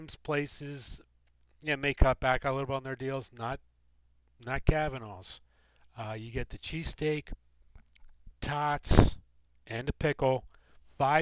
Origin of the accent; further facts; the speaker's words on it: Delaware County, Pennsylvania, United States; also born or lived in Wilmington; I'm from the suburbs, from Wilmington, but I grew up in the Delco area